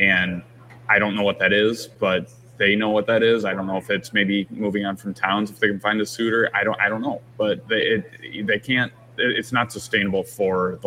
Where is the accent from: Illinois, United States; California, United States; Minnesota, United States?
Minnesota, United States; St. Cloud; I'm from the St. Cloud area